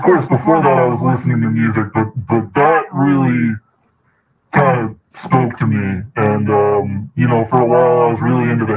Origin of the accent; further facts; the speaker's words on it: East Coast, New York area, United States; now in Oakland, United States; originally I'm from the East Coast, New York area. I've been out here in Oakland for a while now, so currently based out of Oakland